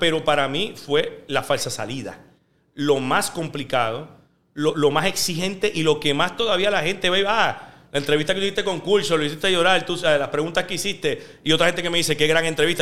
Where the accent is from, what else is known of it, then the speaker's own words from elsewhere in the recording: Puerto Rico; moved away as an adult; este es mi lugar, yo me crié aquí